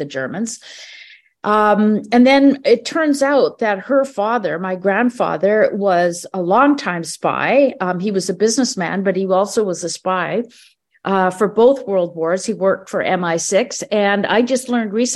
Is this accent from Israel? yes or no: no; Canada; I was born here in Canada